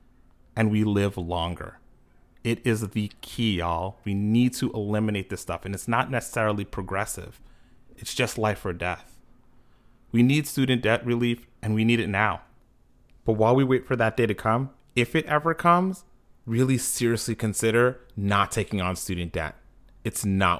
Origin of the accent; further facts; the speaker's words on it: New York, United States; based in New York, my hometown